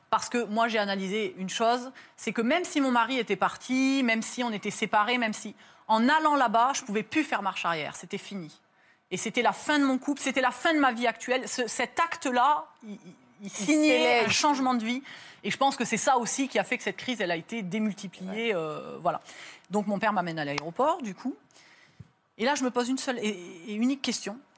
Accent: France; je lui dis, mais je vous en supplie, je viens de France, c'est pas dans les règles

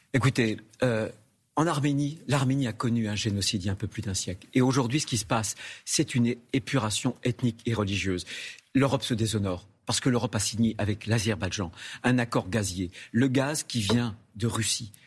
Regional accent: France; chez nous en France

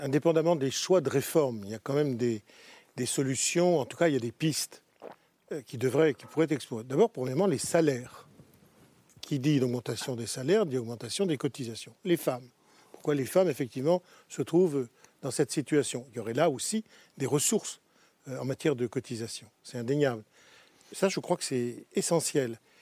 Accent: France; Je suis Français

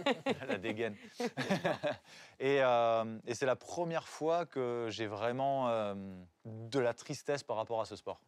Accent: Font-Romeu, Occitania, France; also born or lived in Narbonne / Paris; je grandis à Fort-Romeu, donc dans les montagnes, dans les Pyrénées-Orientales

